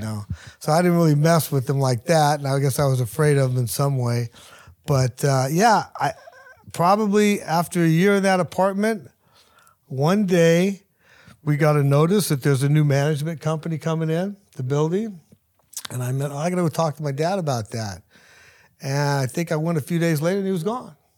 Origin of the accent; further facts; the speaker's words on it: Hayward, California, United States; I grew up in Hayward